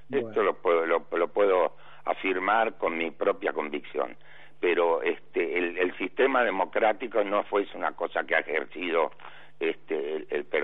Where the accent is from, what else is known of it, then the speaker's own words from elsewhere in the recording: Avellaneda, Buenos Aires Province, Argentina; yo fui diputado por la provincia de Buenos Aires porque nací en el Doc Sur partido de Avellaneda